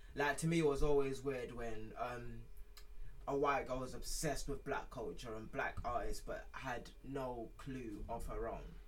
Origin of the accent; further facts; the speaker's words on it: United Kingdom; I'm British mm. as well as I am Nigerian